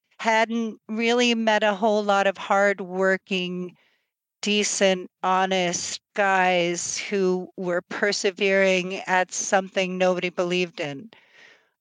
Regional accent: East Texas, United States; moved away; also born or lived in Greenwich, Connecticut / Vermont / Europe; coming from East Texas

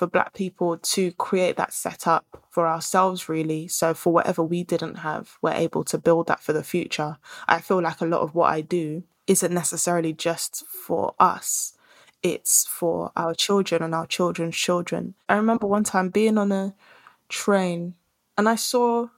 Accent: Nigeria; I'm Nigerian. I'm in Ghana.

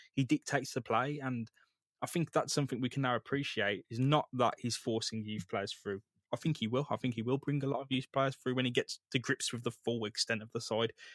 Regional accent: Birmingham, West Midlands, United Kingdom; growing up in Great Bar, Erdington, Handsworth

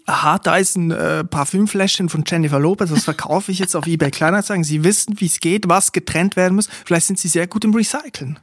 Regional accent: Switzerland; Ich komme aus der Schweiz

